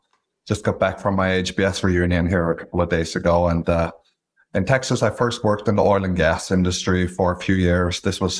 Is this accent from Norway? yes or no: yes; Stavanger, Rogaland, Norway; English is a second language; moved away as an adult; also born or lived in London; The first thing you'll notice is that I have an accent. I'm from Norway originally, so I grew up in a small picturesque town called Stavanger, Norway. I went to college there and then did a master's degree in London